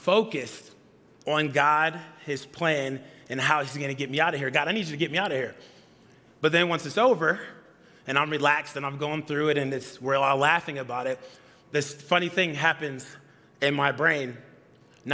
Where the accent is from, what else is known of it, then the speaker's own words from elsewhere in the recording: Atlanta, Georgia, United States; moved away; I'm from Atlanta